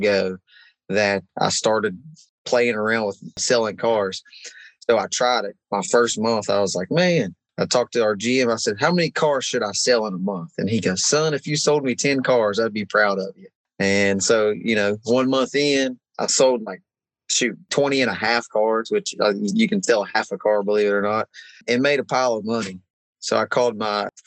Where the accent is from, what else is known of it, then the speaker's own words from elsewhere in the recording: West Virginia, United States; we're from West Virginia.